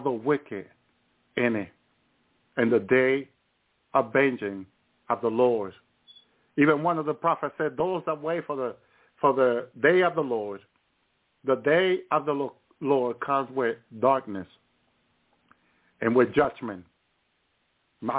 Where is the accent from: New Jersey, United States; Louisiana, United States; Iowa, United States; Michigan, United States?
New Jersey, United States; Union City; also born or lived in the island (unspecified); I grew up in Union City, New Jersey